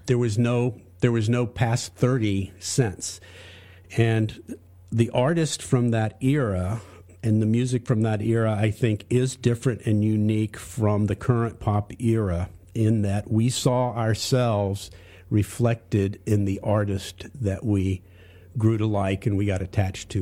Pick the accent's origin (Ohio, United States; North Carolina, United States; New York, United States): North Carolina, United States; Charlotte; I grew up in Charlotte, North Carolina, but I, I went to school away from there